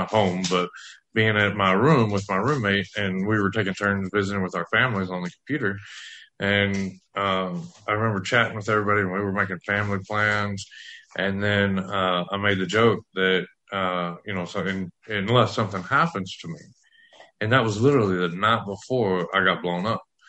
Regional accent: West Texas, United States; I grew up in West Texas

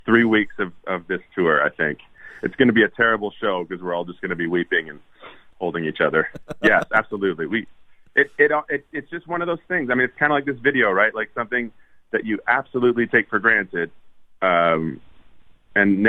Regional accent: Winnipeg, Manitoba, Canada; moved away as an adult; also born or lived in Edmonton, Alberta; now in Nashville, United States; Moved to Winnipeg at that age, a little before 8, I guess. 9-ish. And lived in Winnipeg until I moved away, went to Nashville

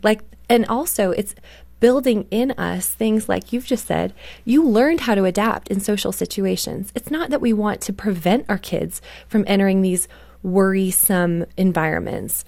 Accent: Canada; I grew up in Canada

